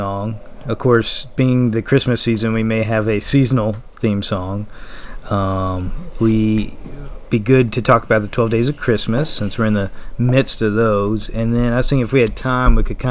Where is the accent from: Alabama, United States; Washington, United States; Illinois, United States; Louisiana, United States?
Louisiana, United States; New Roads; We all live in Louisiana. I'm from New Roads